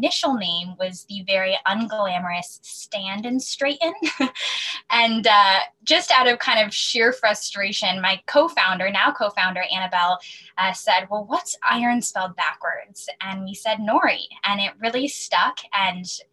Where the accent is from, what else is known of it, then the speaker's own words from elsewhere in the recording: Wilton, Connecticut, United States; now in New York, United States; I'm originally from Wilton, Connecticut. I now live in New York